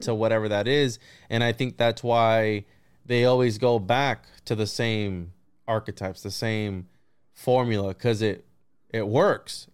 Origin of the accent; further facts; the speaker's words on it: Florida, United States; also born or lived in Puerto Rico; I'm a Florida boy